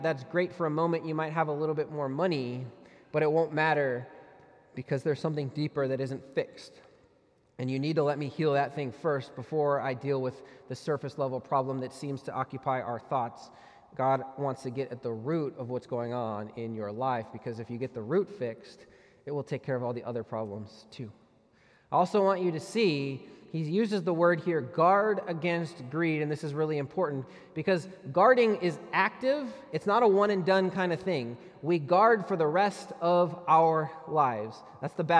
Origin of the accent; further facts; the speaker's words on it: United States; we pay as Americans